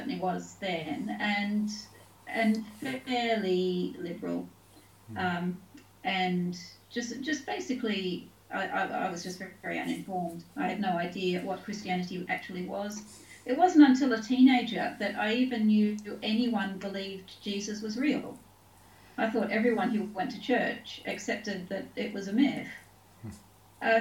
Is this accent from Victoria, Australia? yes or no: no; Taree, New South Wales, Australia; also born or lived in Sydney; now in United Kingdom; I was born in Sydney. My parents were school teachers, so we moved around the state a fair bit. I mostly grew up in a town called Taree